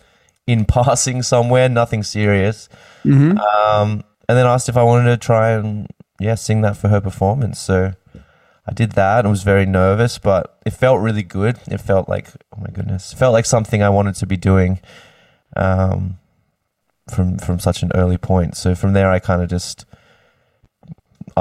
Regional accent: Sydney, New South Wales, Australia; also born or lived in Queensland; born in Sydney and lived there most of my life. Kind of all over the place through Sydney

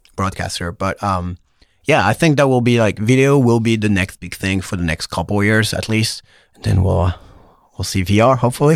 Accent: Pau, Nouvelle-Aquitaine, France; moved away as an adult; also born or lived in Paris, France; now in San Francisco, United States; Po, the southwest of France

